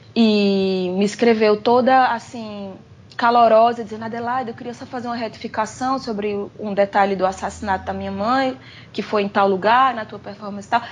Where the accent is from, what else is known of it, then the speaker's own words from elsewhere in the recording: Brazil; moved away as an adult; also born or lived in agreste of Pernambuco (family); eu saí do Brasil porque dava, porque eu tinha um trabalho